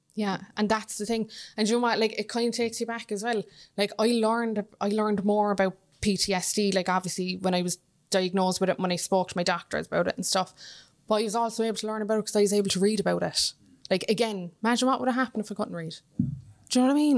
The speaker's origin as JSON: {"language": "English", "town": "Cork", "region": "Munster", "country": "Ireland", "moved": "yes", "lives_now": "Dublin, Ireland", "said": "I'm in Dublin from Cork"}